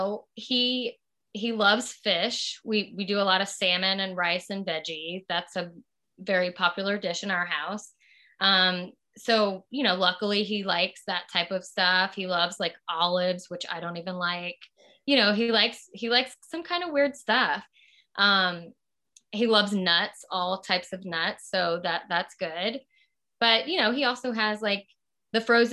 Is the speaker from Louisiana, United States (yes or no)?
yes; Southern Louisiana, United States; moved away; I'm from Southern Louisiana and there's rice with everything.